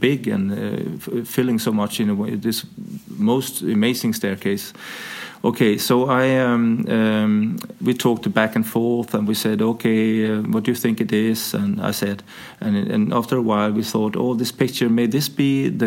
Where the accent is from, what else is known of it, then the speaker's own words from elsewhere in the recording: Sweden; moved away as an adult; now in Denmark; So I grew up in Sweden.